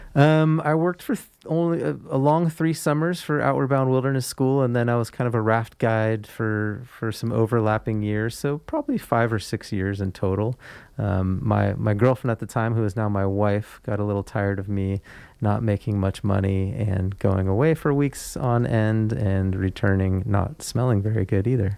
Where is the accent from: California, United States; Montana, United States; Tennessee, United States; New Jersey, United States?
California, United States; Foster City; moved away as an adult; also born or lived in Sacramento / Marin County / central Oregon; now in Nevada County, United States; I grew up in Foster City, grew up in a house in Foster City, and attended school, uh, through high school in San Mateo, California